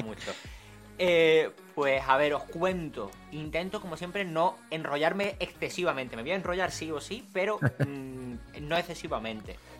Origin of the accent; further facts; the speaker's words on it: San Fernando, Andalusia, Spain; accent: andaluz; soy de Cádiz, que soy de, un pueblo, quiero decir, de, bueno, un pueblo. Soy de San Fernando realmente.